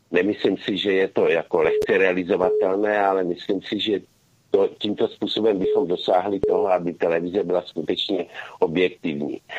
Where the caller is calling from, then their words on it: Ostrava, Moravian-Silesian Region, Czechia; z Ostravy